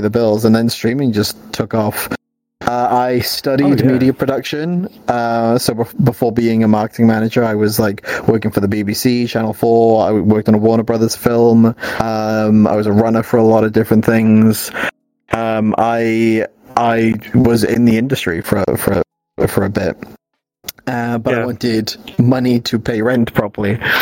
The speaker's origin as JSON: {"language": "English", "town": "Swansea", "region": "Wales", "country": "United Kingdom", "accent": "Welsh", "lives_now": "Cardiff, United Kingdom", "said": "I'm from Swansea originally."}